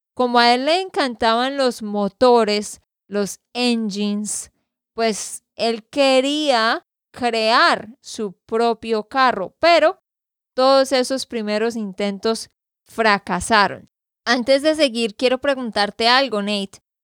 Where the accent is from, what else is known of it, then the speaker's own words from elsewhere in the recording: Santander, Colombia; de Santander, Colombia